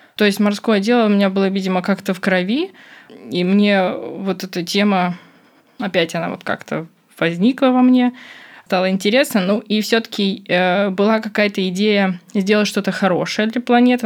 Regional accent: Moscow, Russia; я из Москвы

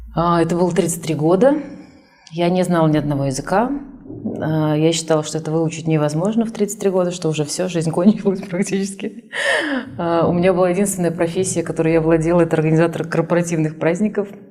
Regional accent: Kazan, Tatarstan, Russia; also born or lived in Almaty, Kazakhstan; И в первый класс уже родители уехали в город Казань, в котором я прожила всю свою сознательную жизнь

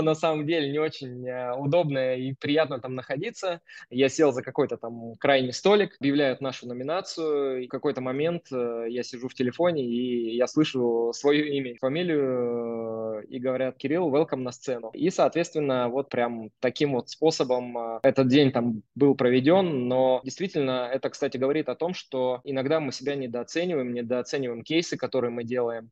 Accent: Yekaterinburg, Sverdlovsk Oblast, Russia; moved away as an adult; now in Moscow, Russia; Вообще, я изначально сам из Екатеринбурга. Родился в простом э, совершенно районе, который называется Уралмаш

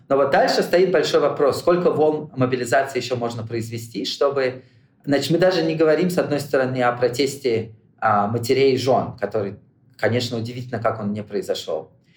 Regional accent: Moscow, Russia; now in United States; Я родился в Москве

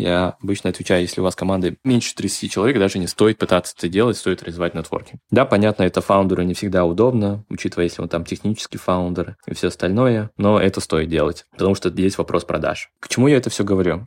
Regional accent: Tashkent, Uzbekistan; я родом из Ташкента

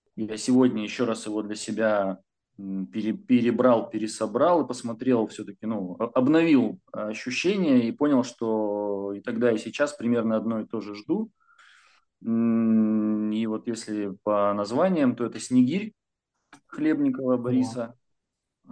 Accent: Urals, Russia; я же с Урала, с гор спустился почти что

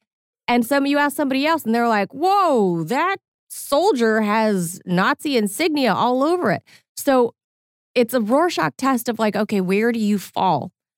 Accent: Whittier, California, United States; where I grew up in Whittier, California.

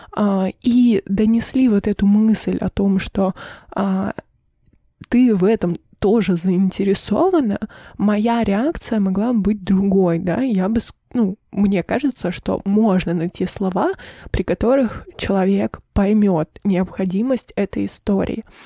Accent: Irkutsk, Irkutsk Oblast, Russia; now in Sochi, Russia; я вернулась из Сочи в Иркутск на летний период, и здесь находится вся моя семья

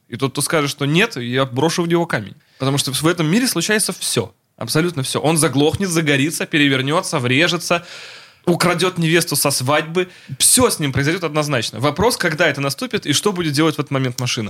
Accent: Russia; Я из России

